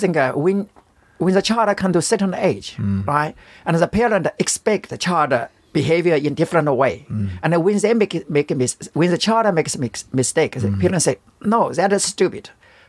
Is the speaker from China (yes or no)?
yes; China; English is a second language; In China.